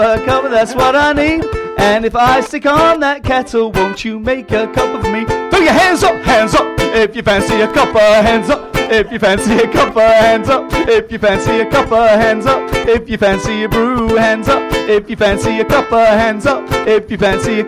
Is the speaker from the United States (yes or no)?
no; Pontefract, Yorkshire and the Humber, United Kingdom; I'm from Yorkshire, and my growing up was kind of in the ghettos of Pontefract.